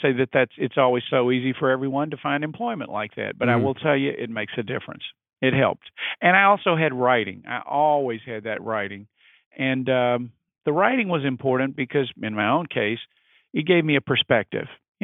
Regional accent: Mississippi, United States; moved away as an adult; also born or lived in New Orleans, Louisiana / New York; now in Washington, D.C., United States; practiced in my home state. And that state was Mississippi

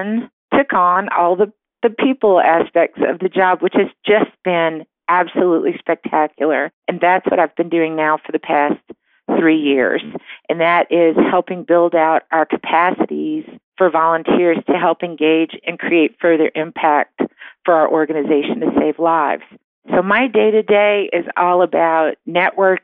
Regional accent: New Orleans, Louisiana, United States; moved away as an adult; I'm originally from New Orleans.

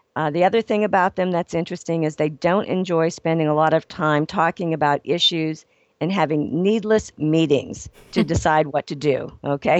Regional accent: Ohio, United States; also born or lived in Los Angeles; now in Phoenix, United States; born and raised in Ohio

